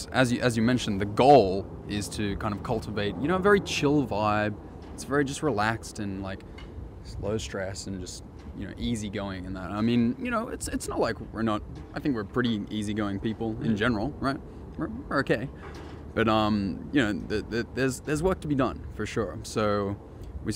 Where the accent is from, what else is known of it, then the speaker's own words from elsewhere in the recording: Australia; moved away; my home country